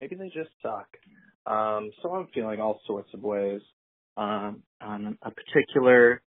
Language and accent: English; Chicago, Illinois, United States; I'm from Chicago, by the way.